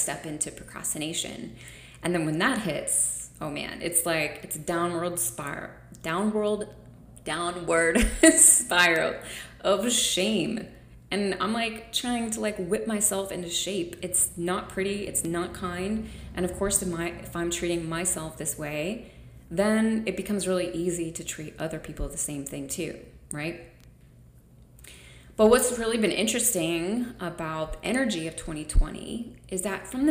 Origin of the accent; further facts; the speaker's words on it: United States; I'm an American